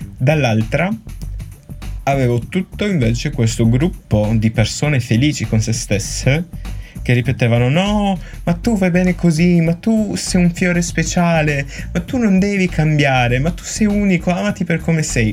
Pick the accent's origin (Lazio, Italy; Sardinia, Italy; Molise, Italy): Sardinia, Italy; da buon sardo